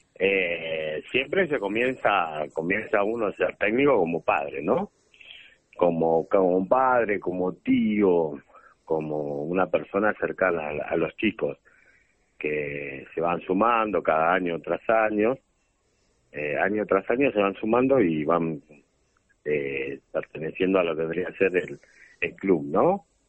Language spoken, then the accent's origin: Spanish; José León Suárez, Buenos Aires Province, Argentina; Soy de Suárez, de José Lón Suárez y vivo en el barrio Malvinas